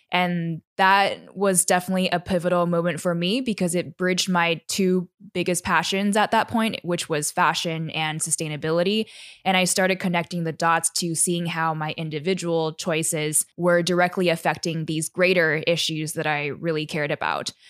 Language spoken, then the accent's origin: English; Taiwan; I'm a third culture kid. So, I was born and raised in Taiwan. And growing up in a city, I didn't really have access to the great outdoors